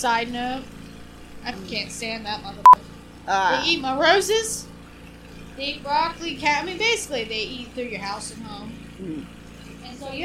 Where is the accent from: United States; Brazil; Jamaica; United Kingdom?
United Kingdom; Scotland; I'm Scottish.